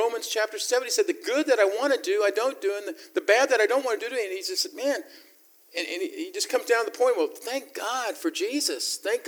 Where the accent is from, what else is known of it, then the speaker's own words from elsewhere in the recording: the South, United States; I was raised in the South.